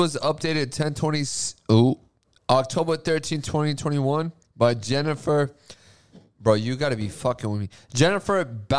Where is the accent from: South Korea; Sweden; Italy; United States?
United States; Boston, Massachusetts; I'm from Boston.